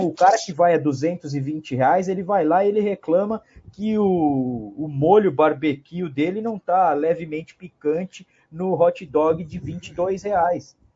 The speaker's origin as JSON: {"language": "Portuguese", "region": "Pernambuco", "country": "Brazil", "said": "imagina eu que sou de Pernambuco, tenho um filho de 4 anos e pensava em levar ele aí no próximo ano"}